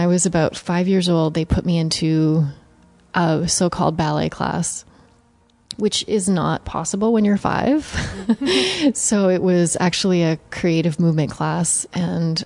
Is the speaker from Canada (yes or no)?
yes; Canada; now in New York, United States; I would say that I'm always Canadian. It's definitely, my roots are Canadian, and I will always go back to Canada.